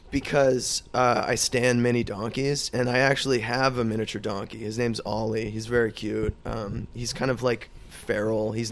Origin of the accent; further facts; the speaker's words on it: Ireland; no, no, I'm just Irish